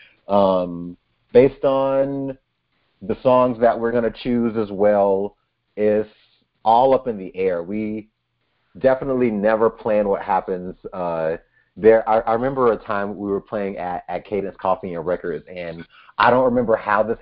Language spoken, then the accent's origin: English; Georgia, United States; moved away as an adult; now in Twin Cities, Minnesota, United States; my hometown in Georgia wasn't the place for me